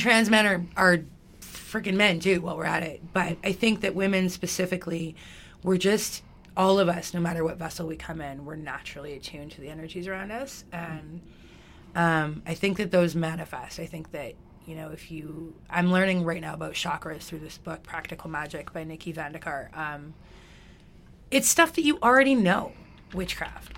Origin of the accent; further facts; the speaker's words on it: Alberta, Canada; also born or lived in Calgary; I grew up in White Rail, Alberta, which is like the Texas of Alberta.